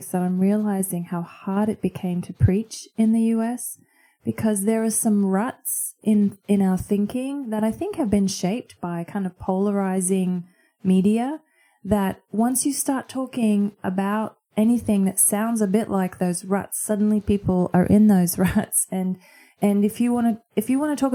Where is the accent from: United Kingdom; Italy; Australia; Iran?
Australia; Queensland; moved away as an adult; also born or lived in United States; now in Brisbane, Australia; the churches that I grew up in here in Queensland